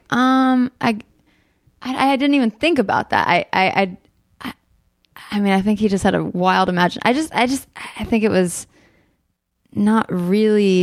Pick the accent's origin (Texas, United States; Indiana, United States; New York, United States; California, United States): California, United States; Burbank; I grew up in Burbank, so I grew up in the valley